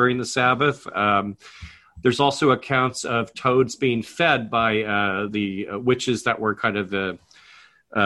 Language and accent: English; United States; As an American